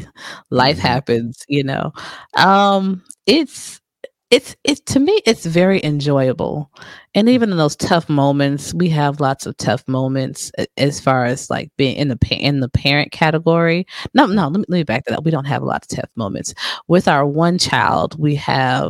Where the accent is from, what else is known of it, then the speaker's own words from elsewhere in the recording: New Jersey, United States; I'm from Jersey